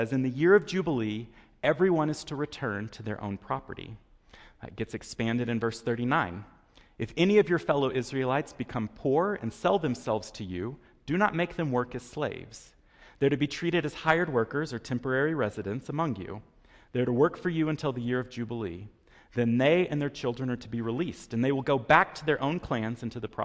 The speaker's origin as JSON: {"language": "English", "region": "Texas", "country": "United States", "tie": "born or raised there", "moved": "yes", "said": "When I was a child growing up in Texas"}